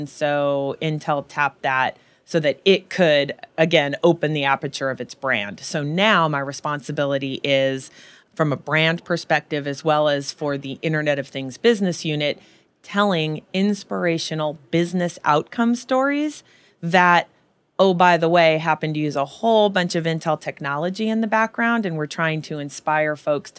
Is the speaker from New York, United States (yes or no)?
no; California, United States; so I was a little girl growing up in Silicon Valley, and my mom worked at HP, and it was in the late 60s and early 70s